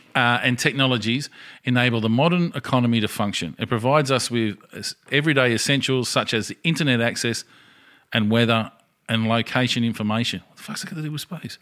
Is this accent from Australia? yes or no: yes; Australia; as an Australian citizen